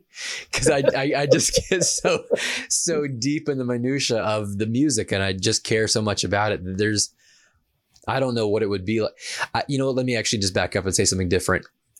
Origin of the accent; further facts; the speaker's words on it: the South, United States; So like you, I'm from the South where football is everything.